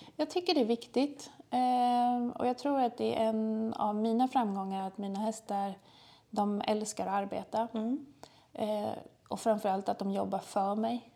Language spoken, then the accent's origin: Swedish; Trosa, Södermanland, Sweden; moved away as an adult; now in Malmö, Sweden; Vi kommer egentligen från Trosa, världens ände, från början.